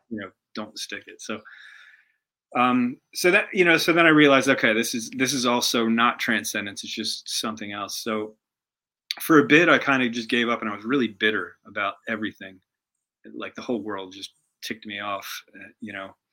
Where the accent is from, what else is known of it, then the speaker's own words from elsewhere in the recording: Pennsylvania, United States; now in Kentucky, United States; I grew up in Pennsylvania, about um, maybe like 40 minutes outside of Philly.